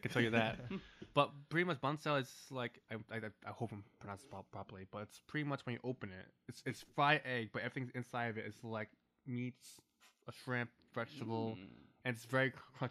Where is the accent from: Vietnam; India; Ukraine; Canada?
Vietnam; moved away; Vietnamese, my hometown country.